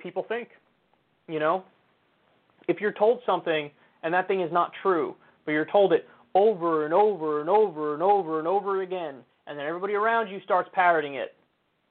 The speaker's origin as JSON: {"language": "English", "country": "United States", "said": "I'm as American as it gets."}